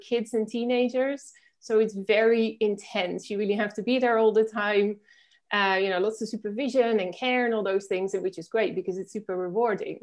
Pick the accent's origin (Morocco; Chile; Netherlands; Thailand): Netherlands; moved away as an adult; now in Spain; I'm originally from the Netherlands, which is where I grew up